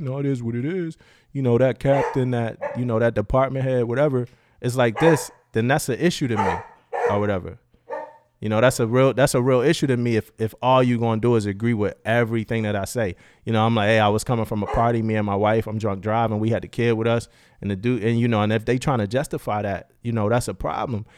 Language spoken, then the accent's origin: English; Philadelphia, Pennsylvania, United States; moved away as an adult; also born or lived in Florida; I came in from Philly.